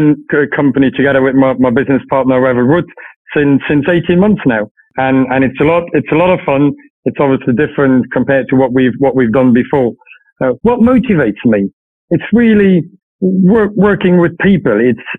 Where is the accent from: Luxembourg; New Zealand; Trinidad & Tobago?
Luxembourg; Luxembourg. Family's in Luxembourg since a few generations, always lived in Luxembourg.